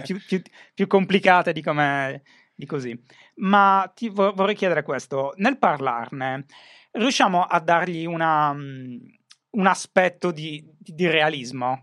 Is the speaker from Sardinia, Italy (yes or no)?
yes; Sardinia, Italy; la mia terra è falcidiata dall'abbandono scolastico, soprattutto non, non la zona di Cagliari, ma tutto il resto